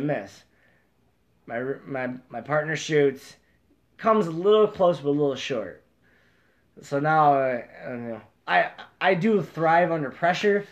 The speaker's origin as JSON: {"language": "English", "region": "Central New York", "country": "United States", "said": "we're from Central New York"}